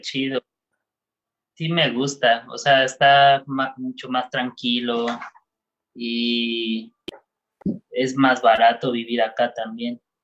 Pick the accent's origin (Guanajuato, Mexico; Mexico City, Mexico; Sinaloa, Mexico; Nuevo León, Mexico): Mexico City, Mexico; moved away as an adult; me fui del DF para acá